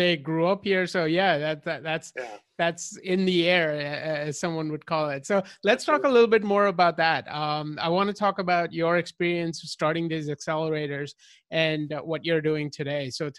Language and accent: English; New York, United States; You know that I'm from New York also, so we have that in common.